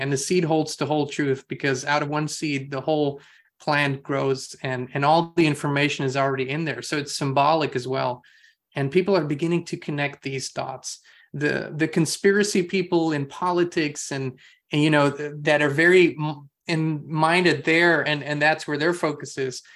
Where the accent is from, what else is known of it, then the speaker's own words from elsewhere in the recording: Austria; moved away; I'm from Europe originally, um, and grew up in Austria